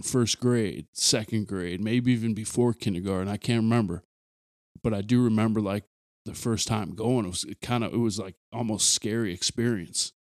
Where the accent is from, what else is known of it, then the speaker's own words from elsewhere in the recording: Aberdeen, South Dakota, United States; moved away; someone like me who's detached from my hometown now